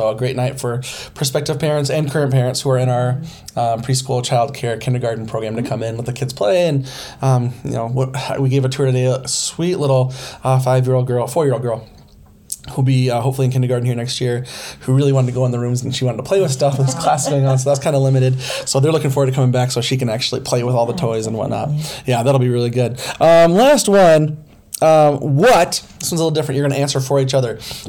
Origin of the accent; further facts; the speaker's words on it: Minneapolis, Minnesota, United States; I mean, I came from Minneapolis.